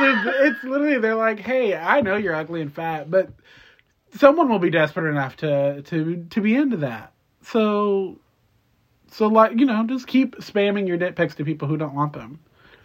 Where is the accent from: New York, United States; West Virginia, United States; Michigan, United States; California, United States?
Michigan, United States; Detroit; Bitch, I'm from Detroit.